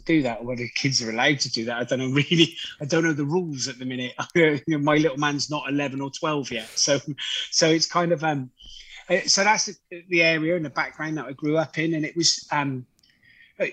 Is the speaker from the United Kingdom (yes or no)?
yes; Gloucester, South West England, United Kingdom; I grew up in Gloucester